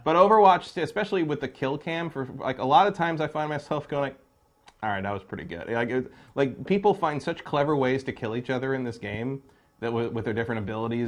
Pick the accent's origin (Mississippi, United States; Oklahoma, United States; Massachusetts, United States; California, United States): California, United States; Bay Area; I'm from the Bay Area.